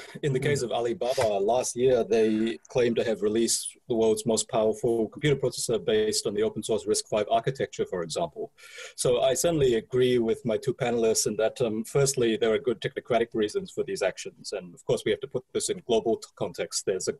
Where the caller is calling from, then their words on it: London, United Kingdom; I'm actually calling from London at the moment